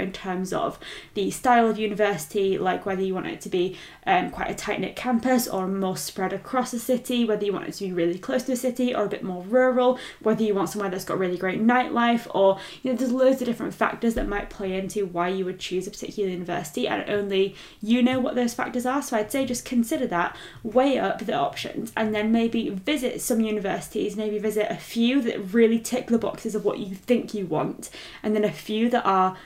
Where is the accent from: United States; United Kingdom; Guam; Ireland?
United Kingdom; Leeds, Yorkshire and the Humber; being from Leeds, I can confirm it is a great city